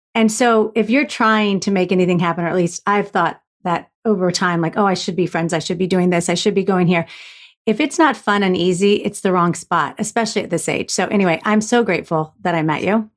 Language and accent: English; Florida, United States; I was raised in Florida